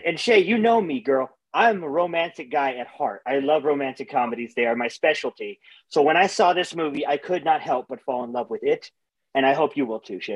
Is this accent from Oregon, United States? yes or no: no; Los Angeles, California, United States; I'm from Los Angeles